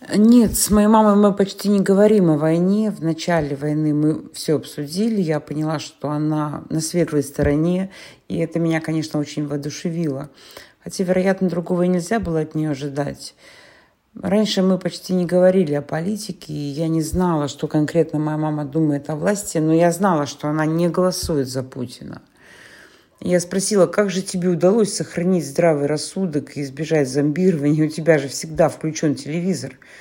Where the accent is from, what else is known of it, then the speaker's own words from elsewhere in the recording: Perm, Perm Krai, Russia; moved away as an adult; в моем родном городе Перми